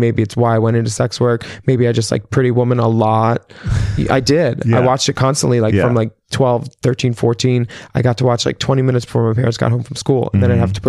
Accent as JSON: {"language": "English", "town": "Philadelphia", "region": "Pennsylvania", "country": "United States", "tie": "born or raised there", "said": "Growing up in Philly"}